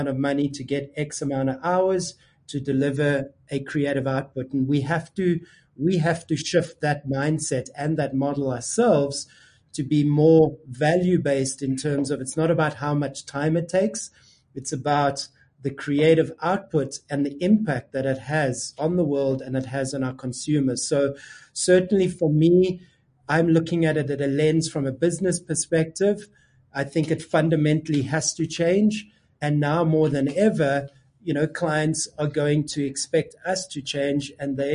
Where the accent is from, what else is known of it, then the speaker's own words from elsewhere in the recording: South Africa; we're South African and we're African